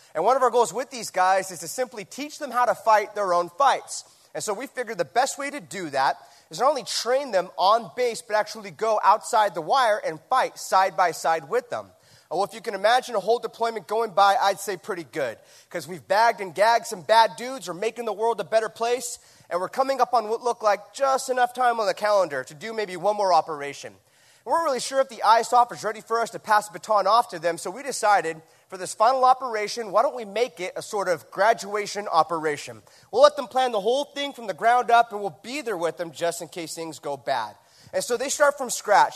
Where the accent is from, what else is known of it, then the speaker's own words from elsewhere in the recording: Huntington Beach, California, United States; my hometown, Huntington Beach, California